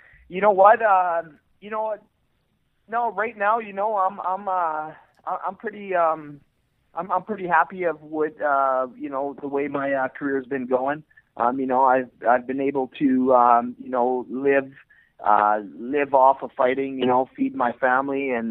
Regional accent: Edmonton, Alberta, Canada; I'm born and raised in Edmonton, Alberta, Canada

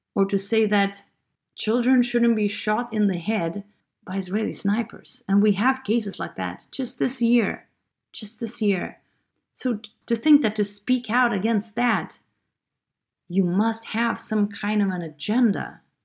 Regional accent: Lithuania; I'm from Lithuania

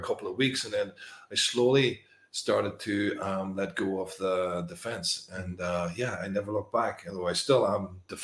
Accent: Northern Ireland, United Kingdom; moved away; I came from Northern Ireland, which is a sort of war zone in a way. It was a lot of troubles there for many years

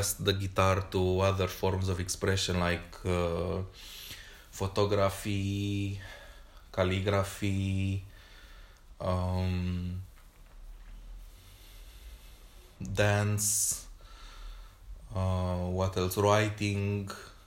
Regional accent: Romania; accent: Romanian; first language Romanian; English is a second language; I'm using my Romanian accent

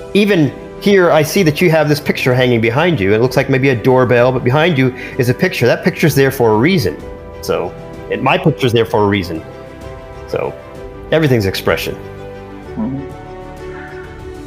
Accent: Indiana, United States; I'm growing up in Indiana and living in Indiana originally

